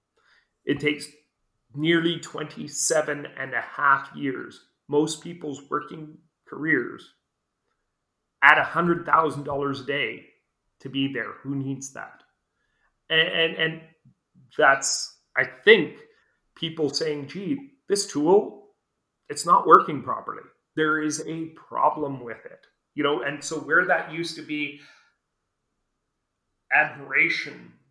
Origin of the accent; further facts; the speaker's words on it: Brantford, Ontario, Canada; now in New Brunswick, Canada; I grew up near Brantford, where one of the last residential schools was still operating